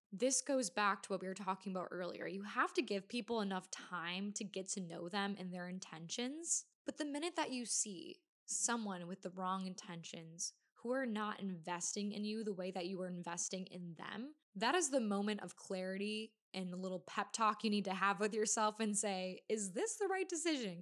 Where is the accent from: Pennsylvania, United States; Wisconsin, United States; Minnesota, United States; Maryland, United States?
Wisconsin, United States; I'm from Wisconsin, so we say rag, not rag